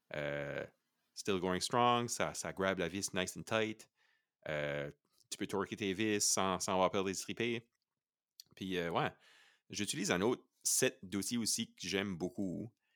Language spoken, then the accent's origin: French; Canada; On est des Acadiens